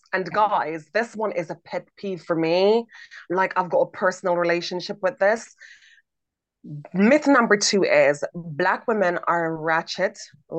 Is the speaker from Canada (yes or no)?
no; Jamaica; I'm from Jamaica